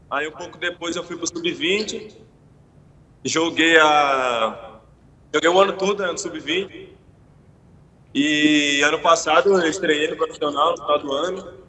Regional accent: Solânea, Paraíba, Brazil; also born or lived in João Pessoa; Eu nasci em João Pessoa, mas eu sou criado desde sempre assim em Solânia mesmo, que é a cidade que eu estou hoje e que eu sempre

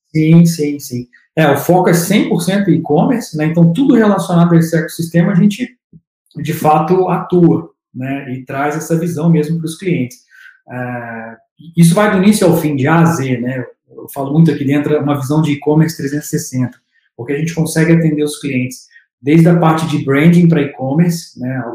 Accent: Juiz de Fora, Minas Gerais, Brazil; moved away as an adult; now in São Paulo, Brazil; Sou de Minas

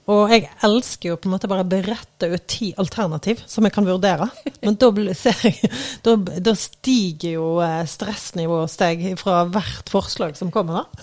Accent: Eikelandsosen, Vestland, Norway; now in Oslo, Norway; Jeg kommer jo fra Eikelandsosen, en liten bygd utenfor, uh, utenfor Bergen, da. Uh, og, uh, men jeg har jo bodd utrolig mange forskjellige plasser. Nå bor jeg i Oslo, på Tøyen faktisk

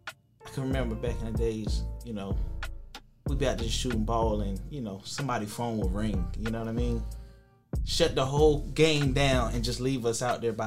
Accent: Kinston, North Carolina, United States; moved away; I'm from Kinston

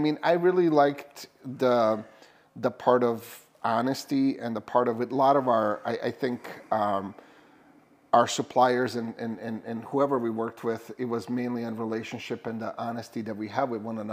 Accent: Bosnia & Herzegovina; now in Minnesota, United States; I'm from Bosnia

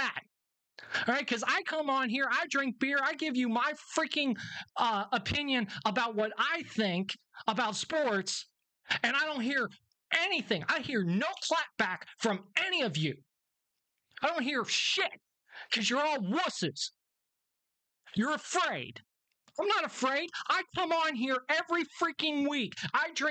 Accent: Northern Kentucky, United States; I am from the Northern Kentucky area

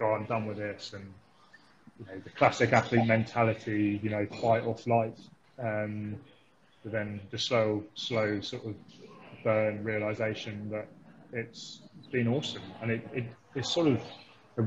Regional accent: Thames Valley, South East England, United Kingdom; moved away as an adult; now in Christchurch, New Zealand; growing up in the Thames Valley

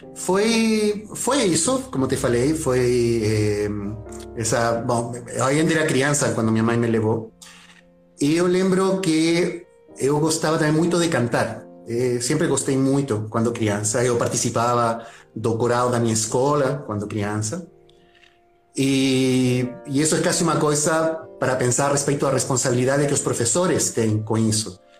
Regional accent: Santiago, Santiago Metropolitan Region, Chile; Portuguese is a second language; moved away as an adult; now in Brazil; eu nasci em Santiago do Chile, tá, na capital

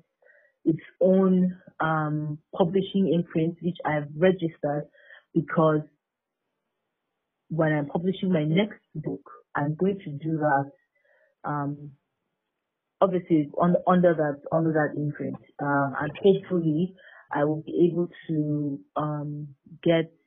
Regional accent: Nigeria; being a Nigerian, living in Nigeria

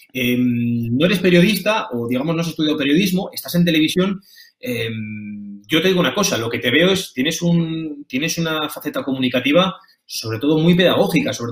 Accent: Pamplona, Navarre, Spain; los dos somos, somos navarros, somos de Iruña

